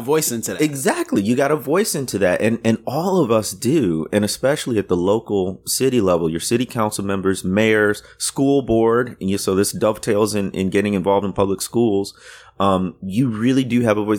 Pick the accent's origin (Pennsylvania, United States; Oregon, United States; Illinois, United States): Illinois, United States; Waukegan; moved away; also born or lived in Deep South; my town where I grew up, nobody's knows it or he- has heard of it, but it's where, um, uh, the the author Ray Bradbury came from